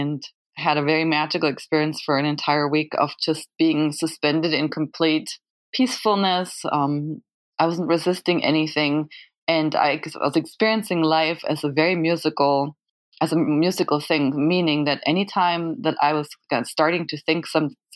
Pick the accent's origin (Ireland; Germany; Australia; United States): Germany; I'm from Germany